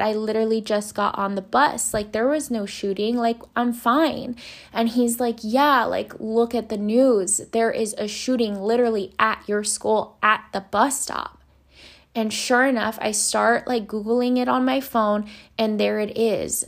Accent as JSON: {"language": "English", "town": "Los Angeles", "region": "California", "country": "United States", "tie": "born or raised there", "said": "I grew up in Boyle Heights in East Los Angeles, California."}